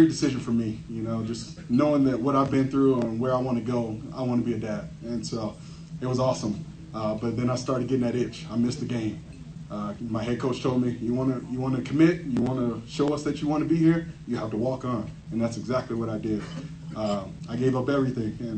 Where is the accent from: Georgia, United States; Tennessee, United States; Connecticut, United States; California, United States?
Tennessee, United States; also born or lived in Gary, Indiana / San Antonio, Texas; My mom decided to move us to Tennessee thereafter, and so that's kind of where I grew up